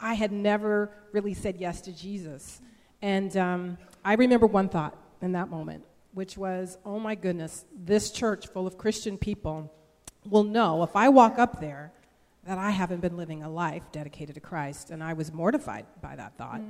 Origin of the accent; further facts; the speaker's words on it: Bay Area, north of the Golden Gate Bridge, California, United States; I grew up in the Bay Area, just north of the Golden Gate Bridge